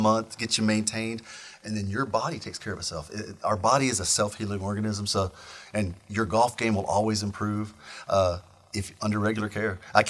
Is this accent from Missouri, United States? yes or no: yes; Missouri, United States; moved away; I grew up in Missouri out in the middle of the woods, nowhere.